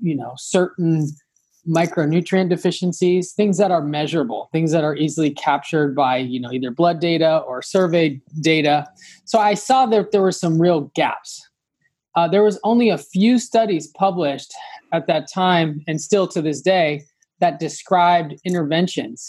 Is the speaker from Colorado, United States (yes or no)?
no; Los Angeles, California, United States; I am from Los Angeles originally. So, you know, growing up